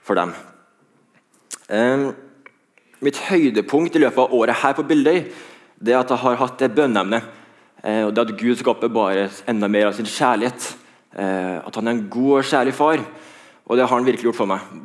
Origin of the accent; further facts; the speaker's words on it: Trondheim, Trøndelag, Norway; hører at jeg ikke er fra Karmøy, jeg er fra Trondheim.